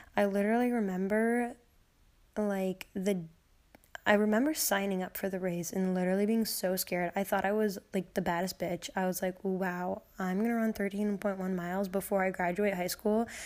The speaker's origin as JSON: {"language": "English", "town": "Peru", "country": "United States", "tie": "born or raised there", "said": "my hometown, um, in Peru on a road called Winding Brook"}